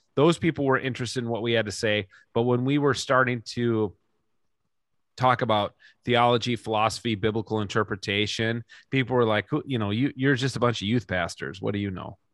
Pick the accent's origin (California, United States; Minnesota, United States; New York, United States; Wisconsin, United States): Minnesota, United States; Minnesota is the greatest place to live in the world, and I will live here till